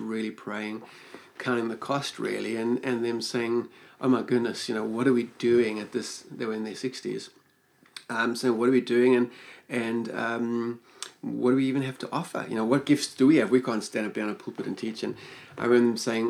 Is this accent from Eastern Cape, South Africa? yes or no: no; Johannesburg, Gauteng, South Africa; moved away; also born or lived in Queenstown; it was my home. I was born there. I knew Johannesburg.